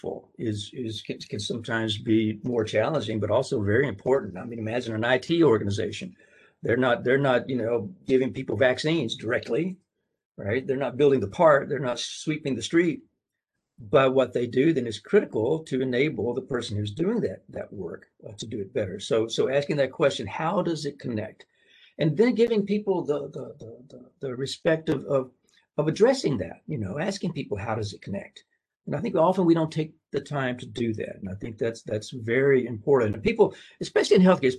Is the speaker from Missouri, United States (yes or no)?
no; Tennessee, United States; moved away; I'm from Tennessee.